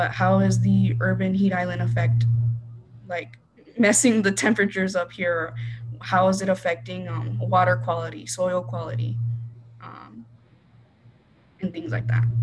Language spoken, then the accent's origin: English; Rio Rico, Arizona, United States; I grew up in Rio Rico, Arizona, which is an hour away from Tucson